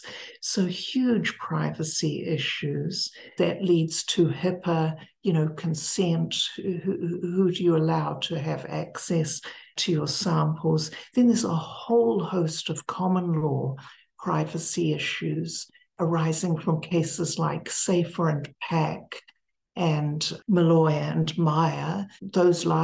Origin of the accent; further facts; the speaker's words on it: Wellington, New Zealand; moved away as an adult; also born or lived in Cambridge, England / Ithaca, New York; I taught for 1 year at the Victoria University of Wellington in New Zealand, which was my alma mater in my hometown